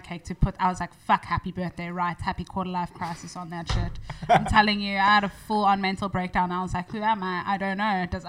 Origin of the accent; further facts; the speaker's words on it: Cape Town, Western Cape, South Africa; I'm from the hood. I grew up in like okay, so my dad's coloured and my mom's white. So I grew up like in Bonteville side.